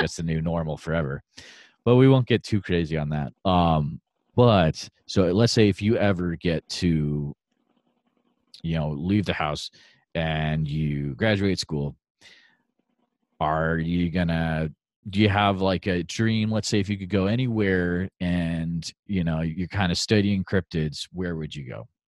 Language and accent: English; Western Massachusetts, United States; moved away; I'm originally from Western Mass